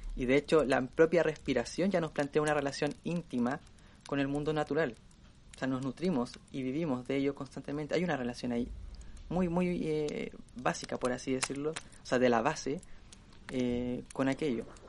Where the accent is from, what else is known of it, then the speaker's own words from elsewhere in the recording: Chile; nosotros somos de Chile